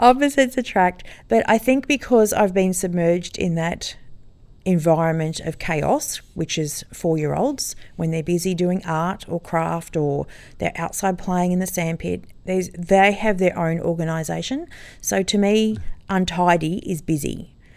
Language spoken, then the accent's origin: English; Sydney, New South Wales, Australia; moved away as an adult; also born or lived in Sutherland Shire, Sydney; now in Noosa North Shore, Australia; I grew up in Sydney and lived there and had two children